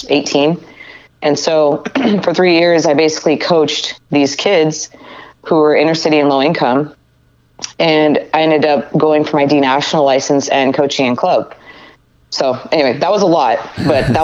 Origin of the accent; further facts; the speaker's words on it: Reno, Nevada, United States; now in California, United States; I was born in Reno, Nevada. I come from a family of 7 kids, which I think kind of shaped me a little bit growing up